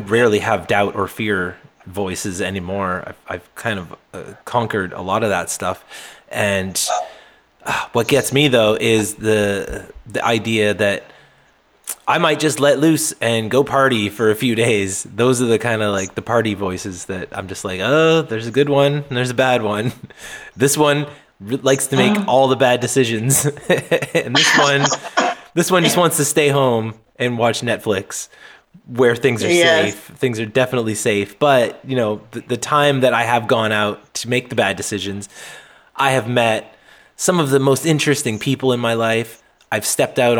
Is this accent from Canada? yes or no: yes; New Brunswick, Canada; also born or lived in Nova Scotia; I grew up primarily in New Brunswick and then also in Nova Scotia, which is the next province down.